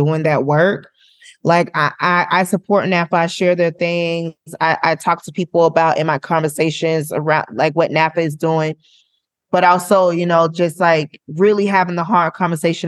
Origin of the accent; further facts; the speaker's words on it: Florida, United States; I'm from Florida